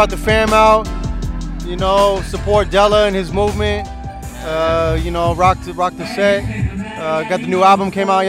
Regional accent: Rohnert Park, California, United States; also born or lived in Santa Rosa, California; I'm from Santa Rosa, but I was raised in Roanoke Park.

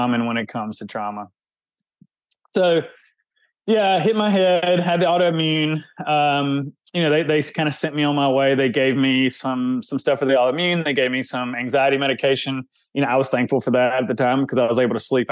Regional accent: the South, Southern United States, United States; accent: Southern; if you can hear my accent, Southern guy

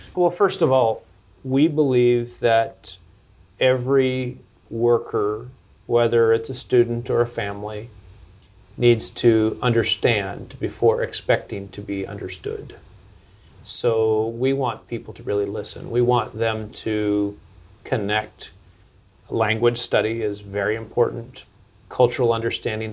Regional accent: Seattle, Washington, United States; moved away as an adult; also born or lived in Lebanon; I was born in Seattle, Washington

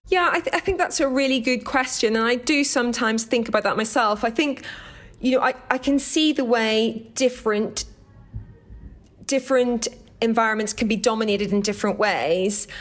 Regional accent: Downpatrick, Northern Ireland, United Kingdom; accent: Irish; moved away; I grew up in County Down in Northern Ireland

